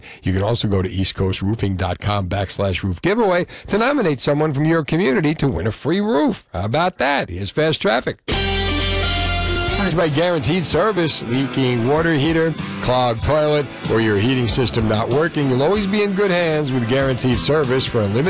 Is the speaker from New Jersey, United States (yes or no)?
yes; Union City, New Jersey, United States; accent: Union City; moved away; I grew up in North Jersey. I grew up in Union City. Had a very, very thick Union City accent, which I pretty much have now, but not as bad, believe it or not.